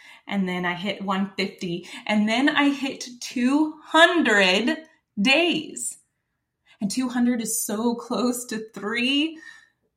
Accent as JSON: {"language": "English", "region": "Texas", "country": "United States", "said": "I'm from Texas"}